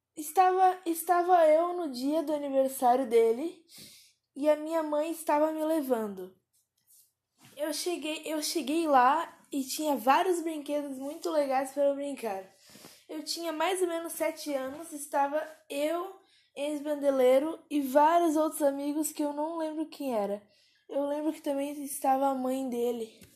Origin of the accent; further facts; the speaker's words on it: Pedra Bruta, Brazil; eu tenho 11 anos e eu sou de Pedra Bruta